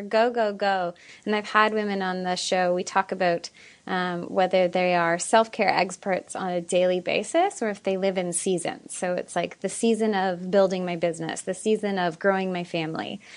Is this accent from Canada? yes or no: yes; Ottawa, Ontario, Canada; moved away; I just moved back to my hometown of Ottawa, Canada